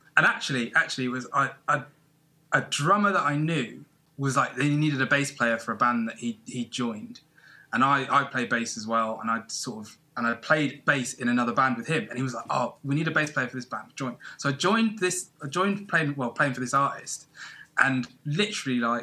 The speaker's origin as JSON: {"language": "English", "town": "Plymouth", "region": "South West England", "country": "United Kingdom", "tie": "born or raised there", "said": "I grew up in Plymouth"}